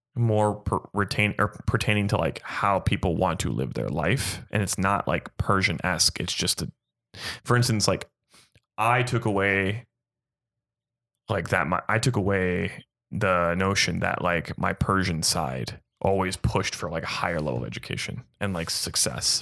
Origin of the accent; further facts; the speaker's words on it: Gilbert, Arizona, United States; born and raised in Arizona